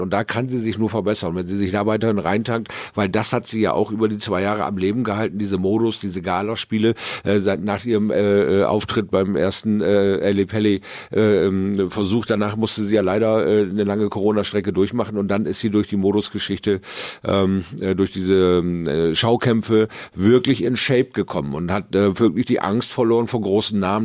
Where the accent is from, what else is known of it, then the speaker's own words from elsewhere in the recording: Bremerhaven, Bremen, Germany; zu Hause in Bremerhaven